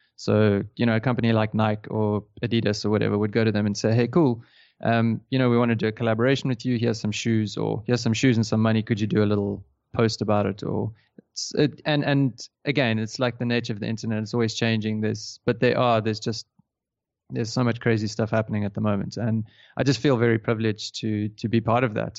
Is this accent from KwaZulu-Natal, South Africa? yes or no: no; Johannesburg, Gauteng, South Africa; moved away as an adult; now in Cape Town, South Africa; I grew up in Johannesburg